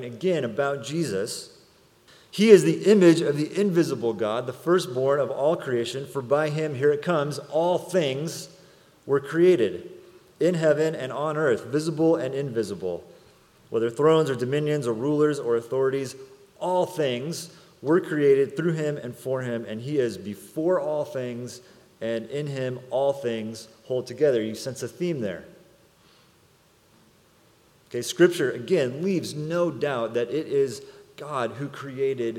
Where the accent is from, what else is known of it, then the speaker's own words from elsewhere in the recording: Salinas, California, United States; also born or lived in San Jose, California; When I was 5 years old, my family, we moved from San Jose to Salinas, California to be a part of a church plant